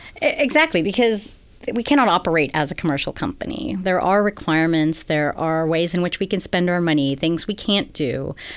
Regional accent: Guam; moved away as an adult; also born or lived in New York; now in California, United States; I'm from Guam originally.

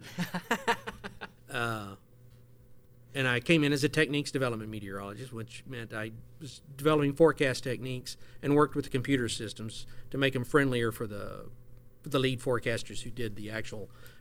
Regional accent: Oklahoma, United States; moved away as an adult; also born or lived in Amarillo, Texas; now in Houston, United States; I grew up in Oklahoma

